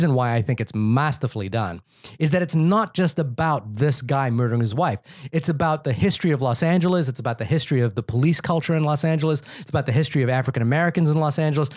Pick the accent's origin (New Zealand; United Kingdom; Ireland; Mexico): New Zealand; growing up in New Zealand